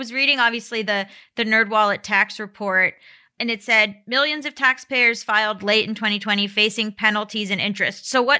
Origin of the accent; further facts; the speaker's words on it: Florida, United States; I'm from Florida.